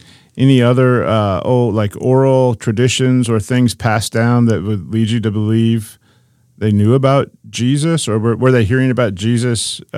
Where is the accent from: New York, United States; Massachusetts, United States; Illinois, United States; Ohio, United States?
Ohio, United States; Bradner; I grew up with them in Ohio at our little congregation in Bradner.